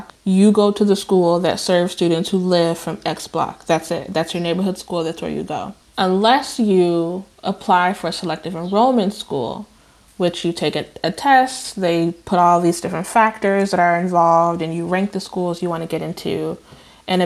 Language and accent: English; Chicago, Illinois, United States; moved away; also born or lived in Decatur, Illinois; I moved to Chicago when I was 7 from my birthplace, which is Decatur, Illinois, a city in more southern part of Illinois. But I lived on the west side of Chicago